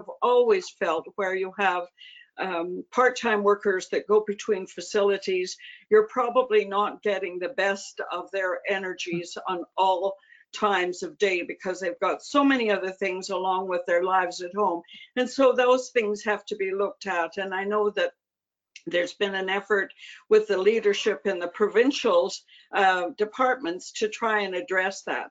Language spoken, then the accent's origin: English; Canada; as a Canadian